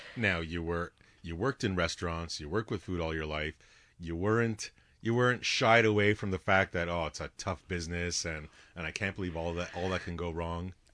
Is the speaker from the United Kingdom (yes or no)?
no; Canada; as a Canadian taxpayer paying tax dollars